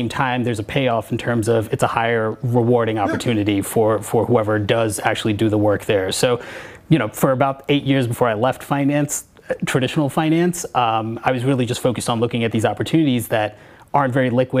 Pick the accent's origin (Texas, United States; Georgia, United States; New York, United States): New York, United States; I grew up in New York